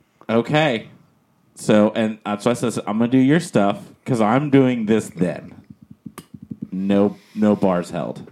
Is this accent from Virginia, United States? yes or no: no; Florida, United States; I was born here. Flagler.